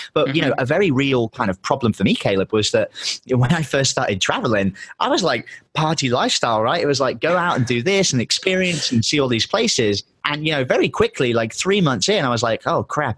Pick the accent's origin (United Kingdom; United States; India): United Kingdom; England; moved away; My girlfriend's American. I'm English, so we kind of have to travel full time.